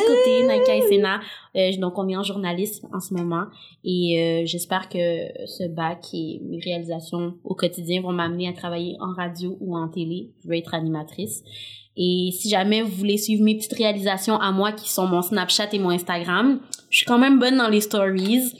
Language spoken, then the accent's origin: French; Saint-Basile-le-Grand, Quebec, Canada; accent: joual; j'ai grandi dans une école à majorité blanche dans la belle ville de Saint-Basile-le-Grand